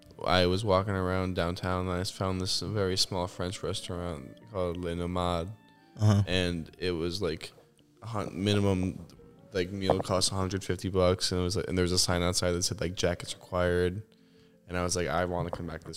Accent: United Kingdom; I'm fucking British.

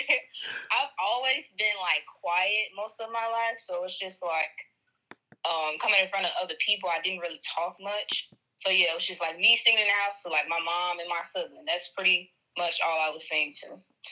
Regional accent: Chicago, Illinois, United States; I was raised in the suburbs of Chicago.

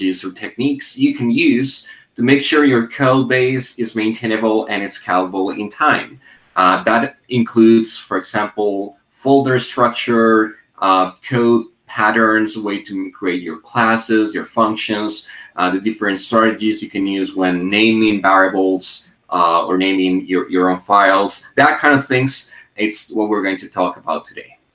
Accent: Colombia; also born or lived in Medellin, Colombia; I am from Colombia and I live in Medellin

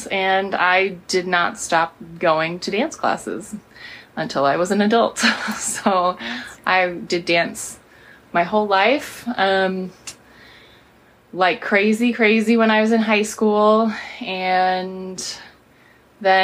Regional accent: Spokane, Washington, United States; also born or lived in Moscow, Idaho; we moved here to Spokane, and I grew up here.

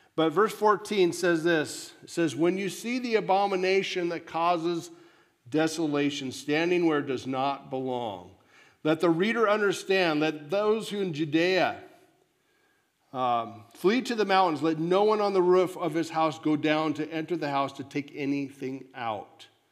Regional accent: United States

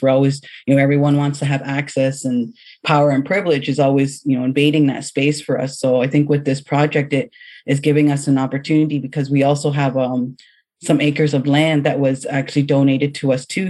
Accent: London, Ontario, Canada; I grew up in London, Ontario

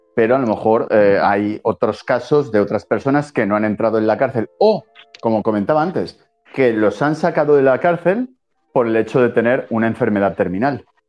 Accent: Spain; esto es España y somos españoles

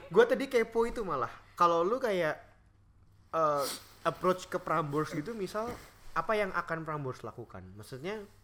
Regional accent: Indonesia; moved away as an adult; now in Melbourne, Australia; kita kan lahir dan tumbuh di negara Indonesia

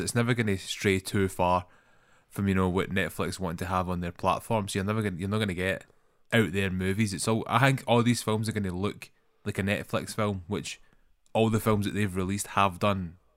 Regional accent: Scotland, United Kingdom; accent: Scottish; That's my most Scottish accent. I think, I don't know if I can get any more Scottish than mine.

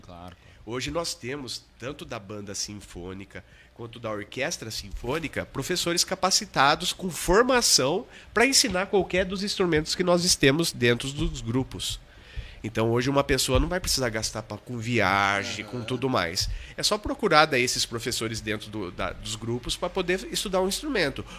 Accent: Botucatu, São Paulo, Brazil; Eu sou botucatuense, né? Sou da Gema

